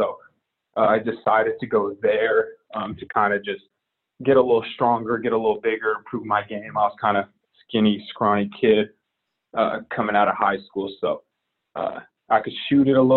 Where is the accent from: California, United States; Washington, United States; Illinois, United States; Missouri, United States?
Washington, United States; Seattle; growing up in Seattle and playing in that league